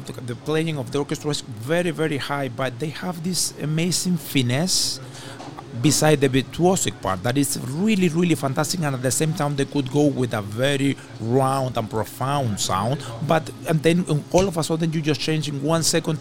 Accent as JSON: {"language": "English", "country": "Venezuela", "tie": "born or raised there", "moved": "as an adult", "lives_now": "Montreal, Canada", "said": "I come from Venezuela."}